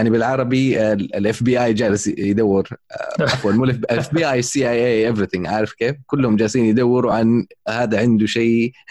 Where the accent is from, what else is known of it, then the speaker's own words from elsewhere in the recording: Syria; اجراءات اداريه وانا سوري